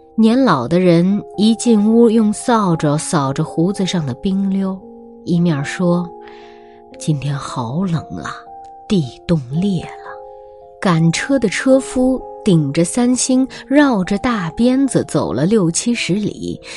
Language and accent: Chinese; northern China, China; now in Xiamen, China; 虽然我是南方人啊，但我的童年时期是在北方度过的